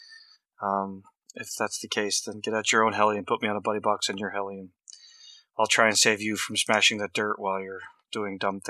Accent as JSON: {"language": "English", "town": "Vancouver", "region": "Washington", "country": "United States", "tie": "born or raised there", "moved": "yes", "said": "where I grew up at in Vancouver, Washington. And no, I'm not Canadian"}